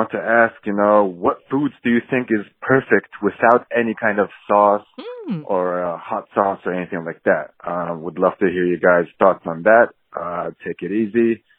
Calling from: Mongolia; I'm actually calling from Mongolia.

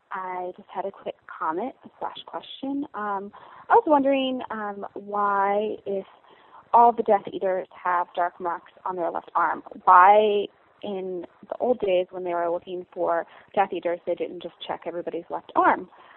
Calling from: North Carolina, United States; I'm from North Carolina.

